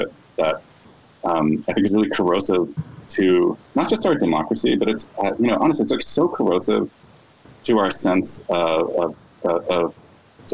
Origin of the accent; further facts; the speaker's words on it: Chicago, Illinois, United States; as like an Illinoisan, you know, as a Chicagoan